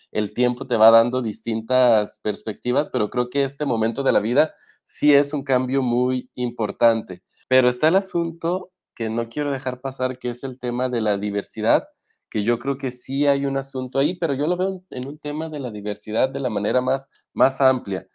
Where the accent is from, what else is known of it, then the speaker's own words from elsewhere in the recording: Mexico; como mexicanos